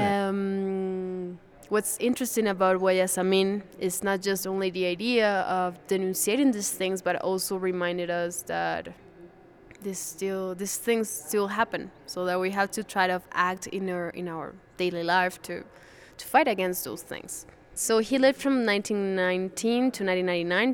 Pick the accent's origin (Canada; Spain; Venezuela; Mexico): Venezuela; now in Quito, Ecuador; I'm from Venezuela, actually.